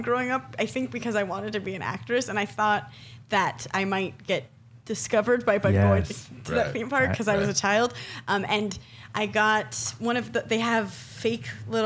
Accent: Southern California, United States; I grew up in Southern California

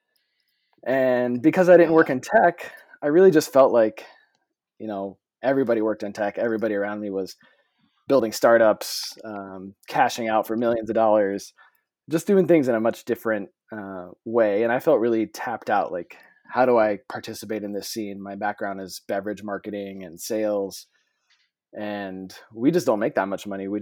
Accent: Napa, California, United States; moved away as an adult; also born or lived in San Francisco; now in Milwaukee, United States; I grew up in Northern California, Napa area, lived kind of all over the country and all over the world after graduating high school

